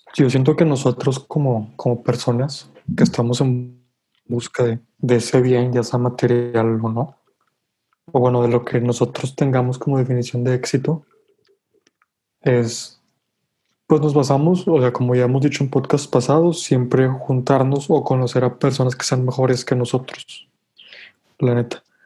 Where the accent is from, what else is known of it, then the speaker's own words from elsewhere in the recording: Mexico; nosotros como mexicanos